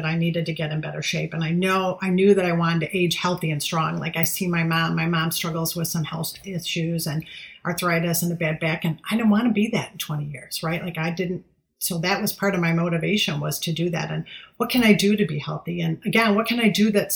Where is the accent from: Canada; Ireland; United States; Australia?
United States; Michigan; I'm just … from Michigan